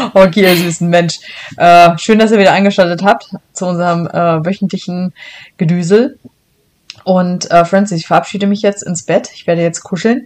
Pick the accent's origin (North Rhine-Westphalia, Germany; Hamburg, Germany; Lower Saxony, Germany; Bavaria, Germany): Lower Saxony, Germany; Helmstedt district; moved away as an adult; also born or lived in Braunschweig / Hannover; now in Michigan, United States; ursprünglich komme ich aus so einem kleinen Landkreis, der wird dir wahrscheinlich nichts sagen